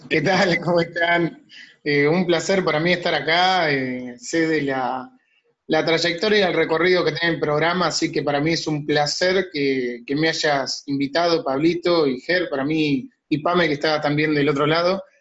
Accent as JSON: {"language": "Spanish", "town": "Tandil", "region": "Buenos Aires Province", "country": "Argentina", "said": "yo cuando me vine de Tandil ya dejé de tocar en bandas"}